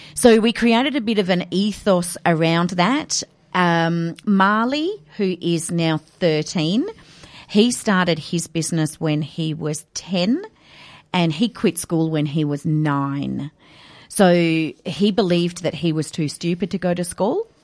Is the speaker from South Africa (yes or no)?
no; Adelaide, South Australia, Australia; moved away as an adult; also born or lived in Kenya; I was born and raised in Adelaide